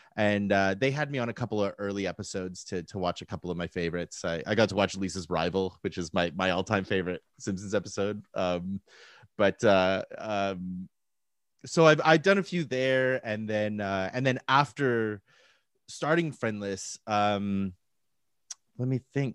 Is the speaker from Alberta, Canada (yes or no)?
yes; Calgary, Alberta, Canada; moved away as an adult; also born or lived in Victoria, British Columbia / Vancouver, British Columbia; now in Saskatoon, Canada; born and raised in Calgary